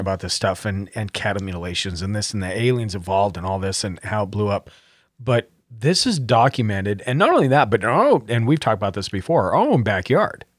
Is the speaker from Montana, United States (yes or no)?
yes; Montana, United States; I grew up in Montana